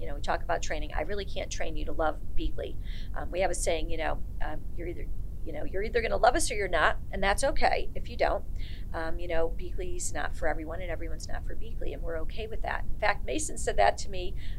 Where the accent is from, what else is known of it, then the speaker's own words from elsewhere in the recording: Ireland; Because I'm Irish. I can go quick sometimes.